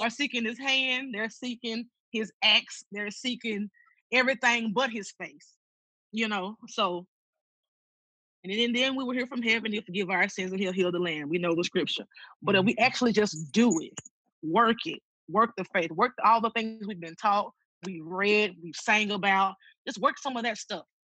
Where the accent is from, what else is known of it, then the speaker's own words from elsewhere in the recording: Tuscola, Mississippi, United States; I'm from Tuscola, Mississippi